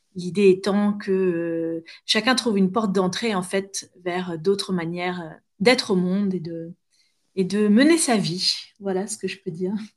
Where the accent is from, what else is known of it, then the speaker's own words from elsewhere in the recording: near Honfleur, Normandy, France; also born or lived in Paris; c'était dans ma région d'origine